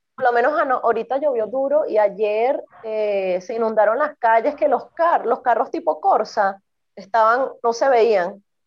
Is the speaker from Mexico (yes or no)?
no; Venezuela; moved away; Y nací en Venezuela